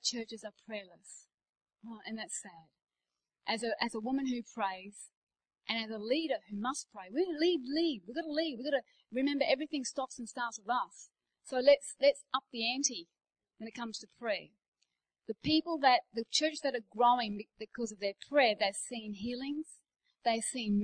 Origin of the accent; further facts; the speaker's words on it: Australia; moved away; I'm Australian